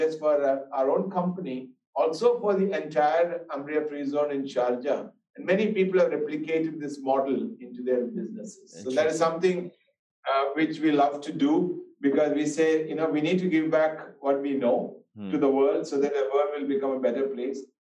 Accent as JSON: {"language": "English", "country": "India", "tie": "born or raised there", "also_born_or_lived": "United States", "moved": "as an adult", "said": "I was born in India, but left India when I was 18 years old to United States."}